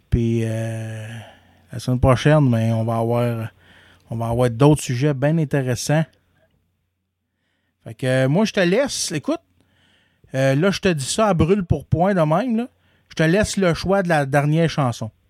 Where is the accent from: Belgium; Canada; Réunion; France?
Canada; Moi, je suis né Canadien, puis je vais mourir Canadien.